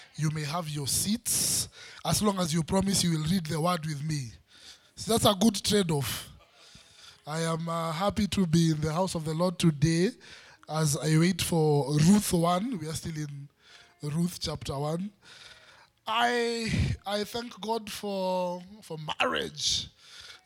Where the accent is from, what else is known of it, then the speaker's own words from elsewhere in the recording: Western, Kenya; I'm from Western, there's a way we eat